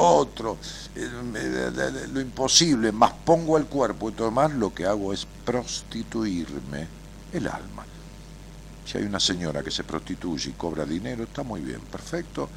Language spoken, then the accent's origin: Spanish; Buenos Aires, Argentina; accent: porteño; como tenemos una tonada los porteños